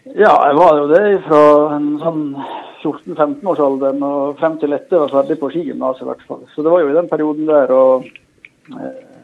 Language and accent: Norwegian; Norway; also born or lived in Bærum / Lillehammer; Jeg vokste opp lengst inn i Håndalen